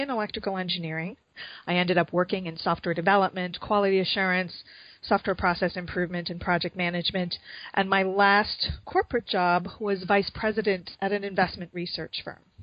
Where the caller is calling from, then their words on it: Chicago, Illinois, United States; I'm calling from Chicago.